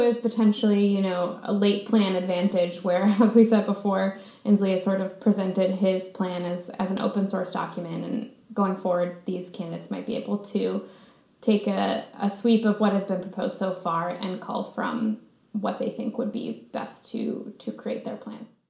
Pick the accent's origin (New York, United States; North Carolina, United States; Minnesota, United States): Minnesota, United States; As a Minnesotan